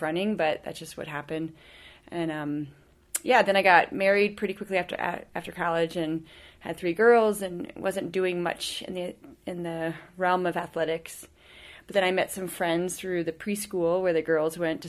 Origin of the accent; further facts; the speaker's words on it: Indiana, United States; moved away as an adult; also born or lived in Florida; I grew up in Indiana